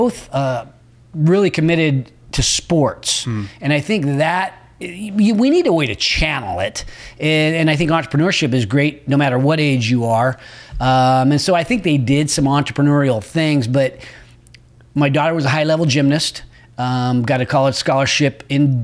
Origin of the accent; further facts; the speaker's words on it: Roseville, California, United States; My old stomping grounds. I grew up in Roseville